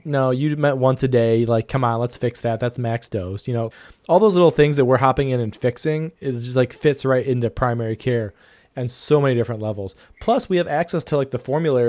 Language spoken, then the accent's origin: English; Ohio, United States; my home state of Ohio